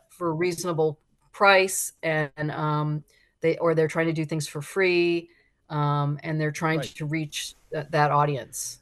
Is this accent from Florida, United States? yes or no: yes; South Florida, United States; born or raised there